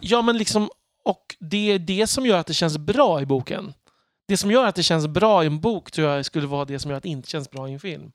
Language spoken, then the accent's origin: Swedish; Örby, Sweden; moved away; var jag i Örby där jag växte upp